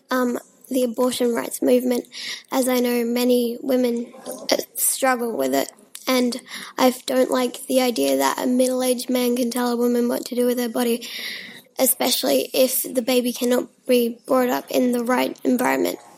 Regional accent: Venezuela; now in Brisbane, Australia; I, I'm from Venezuela, and I moved um, to Brisbane in 2010 because of the corruption and the dictatorship that is going on in the country.

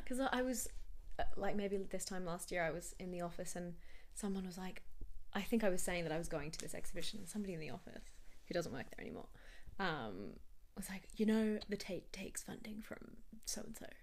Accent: Australia; as an Australian

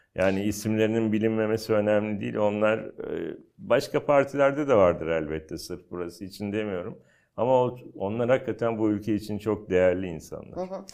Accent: Istanbul, Turkey; ben aslında o bölgenin çocuğuyum. Yani ben Basınköy'de büyüdüm. E, Basınköy o zaman işte Bakırköy'e bağlı. Sonra Küçükçekmece, Menekşe, Florya, Cennet Mahallesi oralarda büyüdüm.

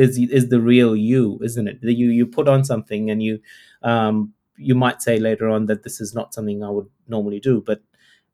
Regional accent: Australia; also born or lived in India; I'm from Australia

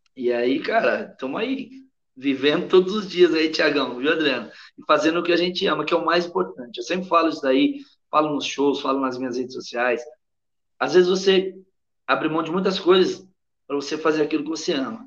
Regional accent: São Paulo, Brazil; moved away as an adult; also born or lived in Madrid, Spain; A gente é de São Paulo.

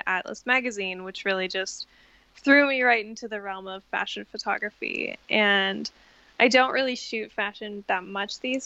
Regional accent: Canada; now in Brooklyn, United States; And I'm born and raised in Canada, and I currently live in Brooklyn, New York.

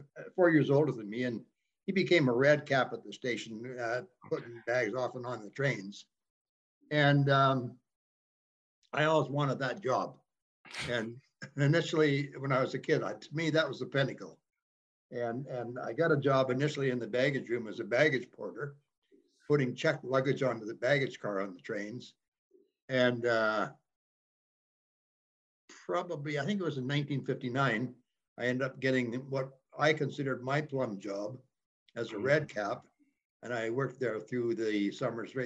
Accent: Banff, Alberta, Canada; moved away as an adult; also born or lived in Cochrane, Alberta; now in Kaslo, Canada; I grew up in Banff. I was raised in Banff, went through school

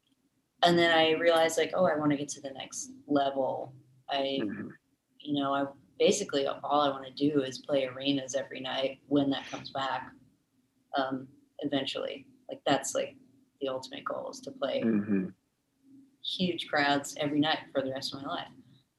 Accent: Raleigh, North Carolina, United States; born there; So I actually am from, I was born in Raleigh, North Carolina. But I moved quite a bit when I was younger, because of my dad's job.

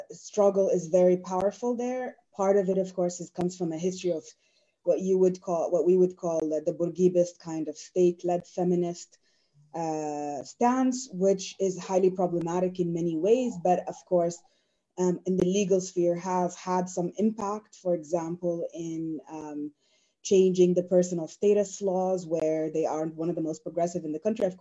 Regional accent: Sudan; also born or lived in United States

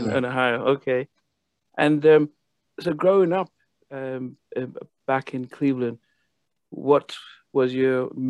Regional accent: Nigeria; also born or lived in Liverpool, United Kingdom; now in United States; I was born in Liverpool, where the … are. But when I was around 10, 11, my family moved to Nigeria. So I went to high school there.

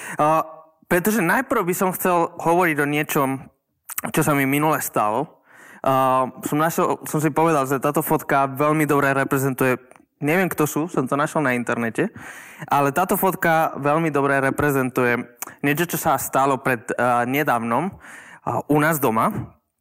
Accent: Žilina, Žilina Region, Slovakia; som zo Žiliny.

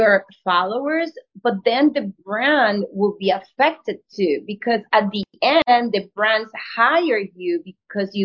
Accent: Colombia; English is a second language; moved away as an adult; also born or lived in New York; being an actor from Colombia, moving to New York with a very strong accent. I barely spoke English.

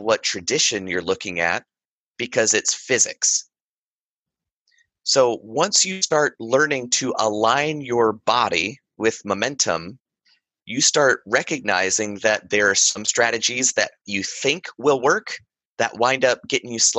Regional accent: Western North Carolina, United States; I grew up in Western North Carolina.

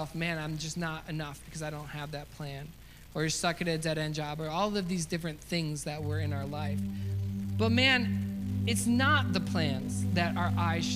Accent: United States; as an American

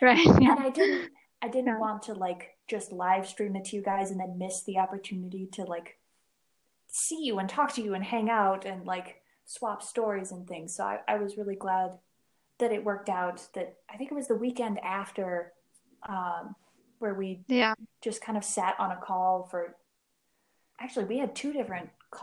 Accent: Minnesota, United States; moved away as an adult; also born or lived in Albuquerque, New Mexico; I was home from Albuquerque. I was visiting Minnesota for the first time since I moved out west

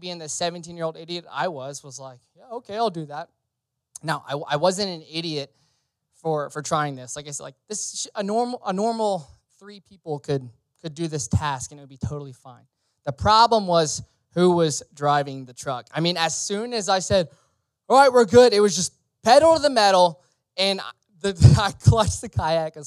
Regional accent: Louisiana, United States; I grew up in Louisiana

